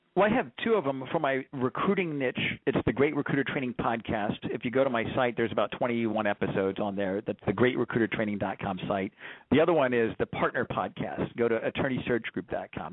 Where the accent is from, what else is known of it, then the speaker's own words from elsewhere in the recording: Corpus Christi, Texas, United States; I grew up down in uh, Corpus Christi